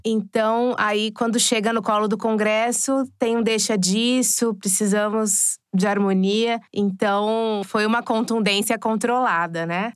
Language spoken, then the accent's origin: Portuguese; Araçatuba, São Paulo, Brazil; sou de Araçatuba